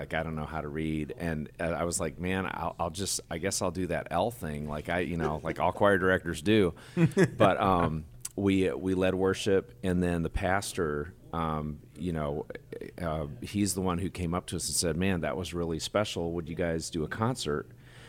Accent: Michigan, United States; also born or lived in Congo; now in Nashville, United States; I'm from Michigan, but I also grew up in Congo, Africa, as a missionary kid.

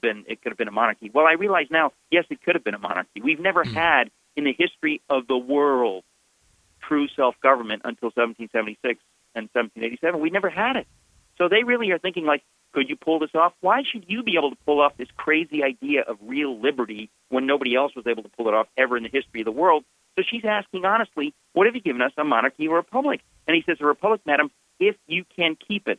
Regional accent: United States; I grew up in America

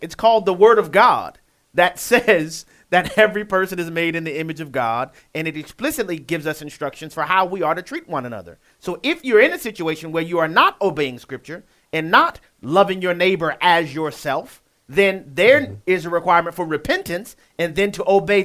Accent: New Orleans, Louisiana, United States; my hometown in New Orleans, Louisiana

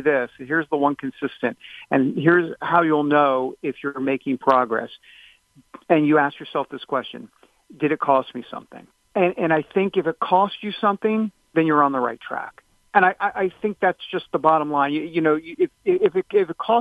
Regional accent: New York, United States; I'm from New York.

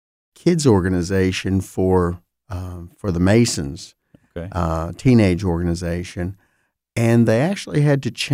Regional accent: Fort Pierce, Florida, United States; I grew up in Fort Pierce, Florida, fairly small Jewish community, but a significant presence in the community. I was visible or attended the Jewish temple, Bethel, there for many, many years.

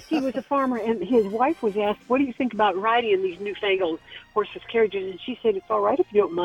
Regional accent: Michigan, United States; moved away; I'm originally from Michigan, and we live near Henry Ford's brother. We have a farm near him.

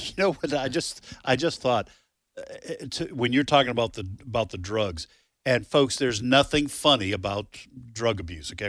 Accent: New Hampshire, United States; moved away; also born or lived in the South; growing up in New England, especially in New Hampshire.

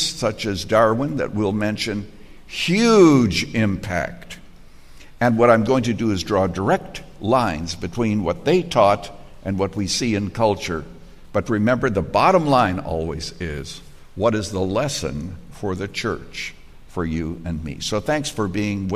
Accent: Canada; moved away as an adult; When I was growing up in Canada

